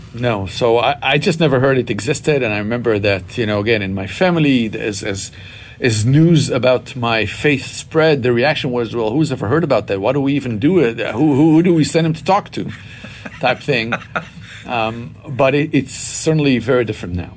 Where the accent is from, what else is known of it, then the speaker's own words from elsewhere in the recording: Israel; moved away; I was born and raised in Israel to uh, what we would call here a traditional Jewish family